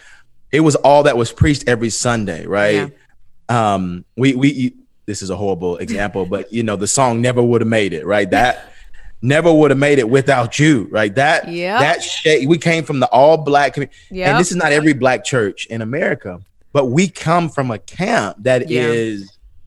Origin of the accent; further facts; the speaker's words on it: Atlanta, Georgia, United States; I'm from the east side of Atlanta.